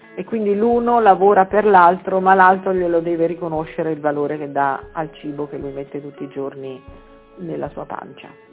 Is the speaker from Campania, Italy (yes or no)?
yes; Campania, Italy; now in Marche, Italy; io sono nata in Campania